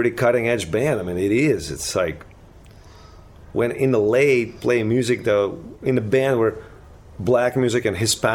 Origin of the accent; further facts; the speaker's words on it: Ukraine; English is a second language; now in United States; We were like a total oasis of like freakaholic kind of fantasy in Ukraine